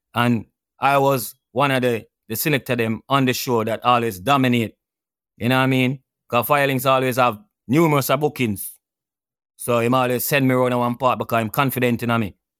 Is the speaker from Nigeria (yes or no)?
no; Kingston, Jamaica; I went to Eastern Kingston, Dunhoon Terrace to be exact